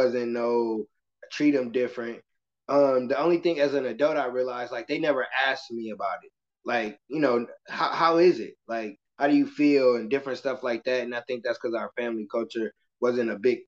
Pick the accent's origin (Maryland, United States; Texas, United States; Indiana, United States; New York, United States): Indiana, United States; Michigan City; I'm from Michigan City, Indiana. It's a very small town